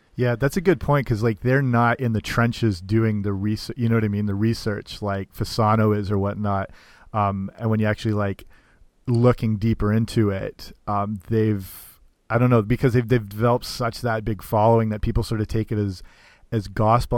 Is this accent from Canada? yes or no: yes; Canada; I'm Canadian, but I work in uh, a summer camp in the states